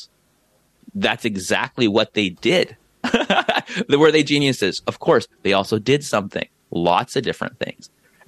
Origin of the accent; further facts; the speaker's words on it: San Diego, California, United States; I'm from San Diego.